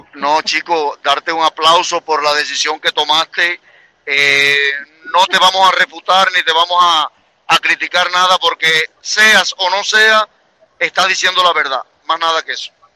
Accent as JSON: {"language": "Spanish", "country": "Cuba", "moved": "yes", "said": "Yo salí de Cuba hace 26 años"}